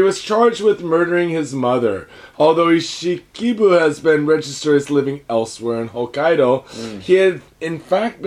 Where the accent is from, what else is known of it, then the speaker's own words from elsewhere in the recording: Seattle, Washington, United States; now in Japan; I grew up in Seattle